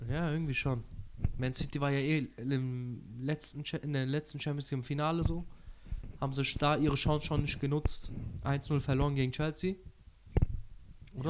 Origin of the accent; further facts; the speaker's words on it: Turkey; als Türke